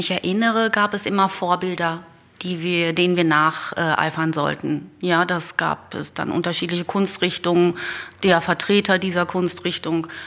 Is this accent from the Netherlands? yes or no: yes; Netherlands; ein Naturpanorama, das so diese holländischen Landschaften aus meiner Heimat quasi ähm, widerspiegelte oder darstellte.